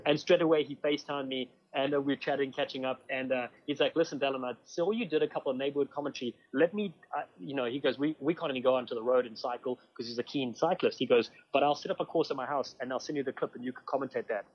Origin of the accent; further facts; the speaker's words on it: Cape Town, Western Cape, South Africa; moved away as an adult; now in United States; I studied uh, a marketing degree in South Africa, uh, where I grew up in Cape Town